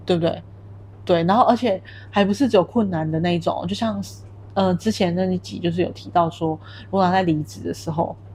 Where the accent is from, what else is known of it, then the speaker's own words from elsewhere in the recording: Taiwan; moved away as an adult; now in Kuala Lumpur, Malaysia; 你在台湾的话，因为你是从小在那里土生土长的